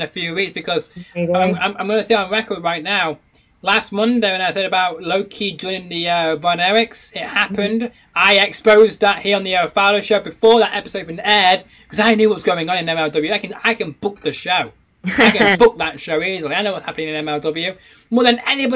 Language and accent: English; Manchester, North West England, United Kingdom; I'm in my hometown.